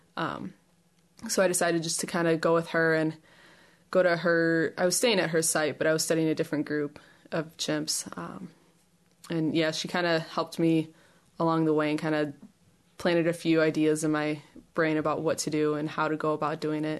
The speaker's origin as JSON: {"language": "English", "town": "Chicago", "region": "Illinois", "country": "United States", "moved": "as an adult", "lives_now": "Ames, United States", "said": "I'm from Chicago, uh, Chicago region. I came out to Iowa few years ago for my undergrad"}